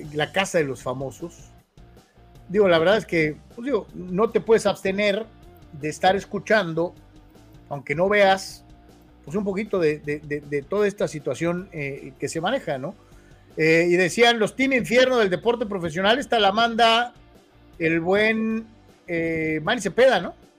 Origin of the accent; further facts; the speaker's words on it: Guadalajara, Jalisco, Mexico; soy de Guadalajara